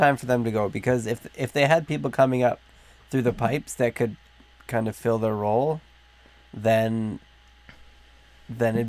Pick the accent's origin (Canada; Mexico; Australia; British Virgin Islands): Canada; as a Canadian